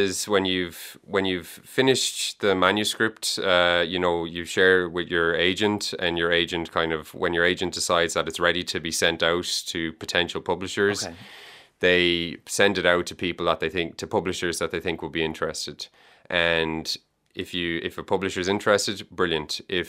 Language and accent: English; Galway, Connacht, Ireland; also born or lived in Dublin; I'm from Galway. Well, I was given out to by my cousin yesterday, so I have to say I was born in Dublin. He said you're rejecting your Dublin route. So I was born in Dublin, but I grew up in Galway. We moved to Galway when I was 3.